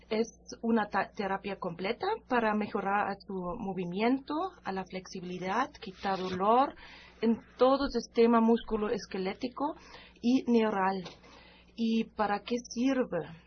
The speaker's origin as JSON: {"language": "Spanish", "country": "Germany", "second_language": "Spanish", "moved": "as an adult", "lives_now": "Mexico", "said": "una especialidad que traje de mi país, de Alemania"}